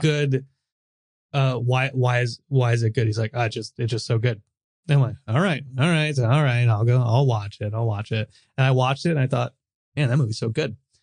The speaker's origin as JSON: {"language": "English", "country": "United States", "said": "I'm American"}